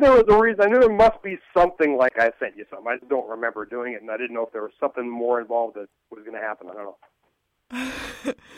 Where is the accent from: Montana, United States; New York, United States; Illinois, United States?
Montana, United States; moved away as an adult; also born or lived in Anaheim / Costa Mesa; now in Huntington Beach, United States; for the first twenty years of my life, I'm, I was in Montana